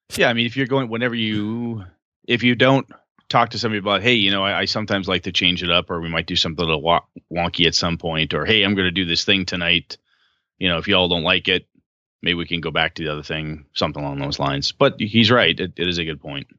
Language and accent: English; Wausau, Wisconsin, United States; moved away; my hometown of Wausau